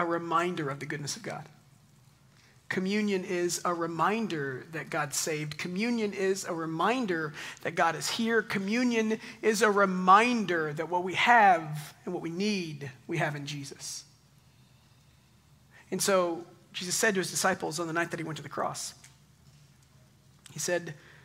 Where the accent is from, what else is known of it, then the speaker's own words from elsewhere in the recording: Double Oak, Texas, United States; also born or lived in East Dallas, Texas / Highland Village, Texas; since I was like 15, I grew up in Double Oak, like 2 miles from here